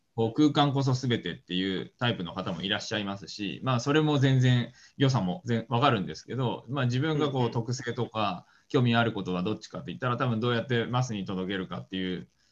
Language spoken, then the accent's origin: Japanese; Nagoya, Aichi, Japan; moved away as an adult; also born or lived in Tokyo / United States; 僕は名古屋生まれ、名古屋育ちで、まあ、大学まで名古屋。